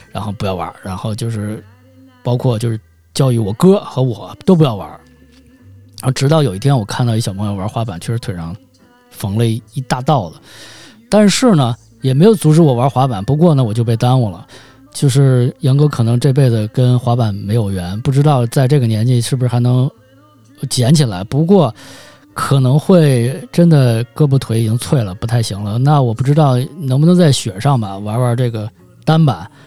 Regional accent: Beijing, China; 每天带着我上下学，在这个北京街头骑行

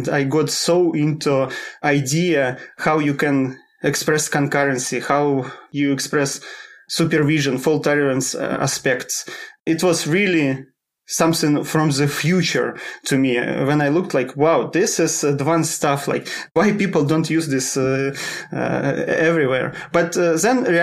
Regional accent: Russia; moved away as an adult; now in Sweden; I'm originally from Russia, but last 7 years I live in Sweden.

